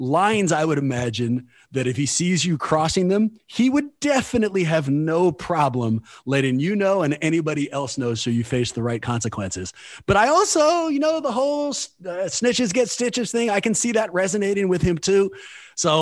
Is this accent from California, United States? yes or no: yes; Oakland, California, United States; the general setting in Oakland and kind of the lessons I learned going through the Oakland public school system